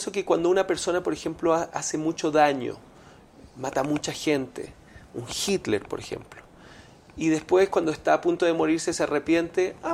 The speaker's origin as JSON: {"language": "Spanish", "town": "Montreal", "region": "Quebec", "country": "Canada", "tie": "born or raised there", "also_born_or_lived": "Venezuela", "moved": "yes", "said": "yo crecí en Canadá, en Montreal. En, Montreal, y frío. En invierno sí. a, ver, y yo soy un hijo de los 80"}